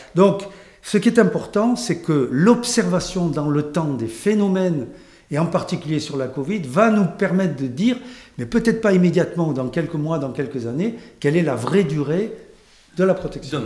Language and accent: French; France; chez nous en France